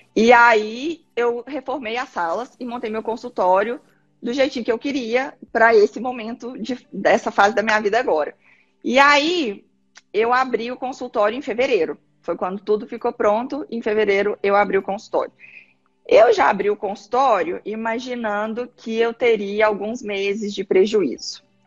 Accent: Minas Gerais, Brazil; moved away as an adult; also born or lived in Belo Horizonte; now in Paraná, Brazil; eu sou mineira

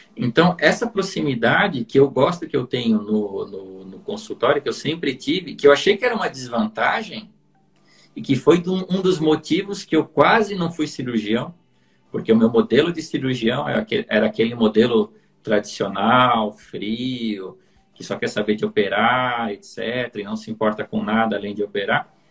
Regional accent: interior of Santa Catarina, Brazil; moved away; sou do interior de Santa Catarina

